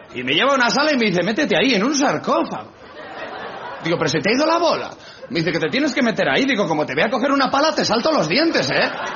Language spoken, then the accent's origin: Spanish; Spain; que soy español